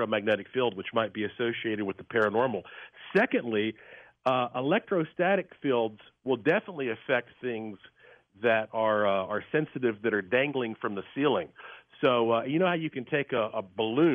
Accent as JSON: {"language": "English", "town": "Asheville", "region": "North Carolina", "country": "United States", "tie": "born or raised there", "said": "I was born and raised in Asheville, North Carolina, heart of the Blue Ridge Mountains"}